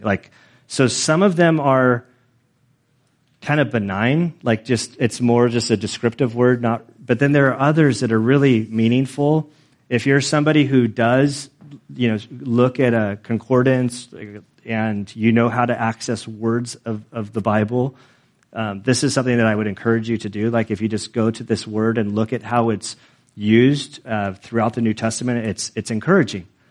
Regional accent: United States; I'm an American.

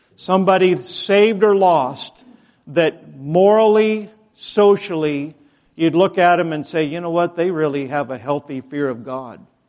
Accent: Idaho, United States; moved away; I'm from Idaho

